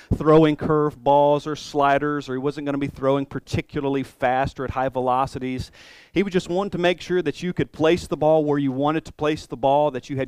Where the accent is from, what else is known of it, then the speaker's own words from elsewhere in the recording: Columbus, United States; moved away; when I go back to Columbus, when I go back to my hometown